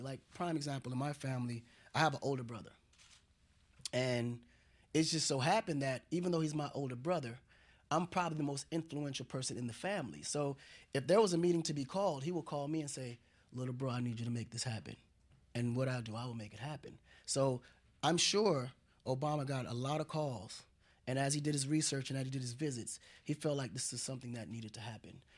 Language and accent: English; Dakar, Senegal; now in United States; I was raised in Senegal, um, a part of Senegal called Kola, which is a rural area of Dakar.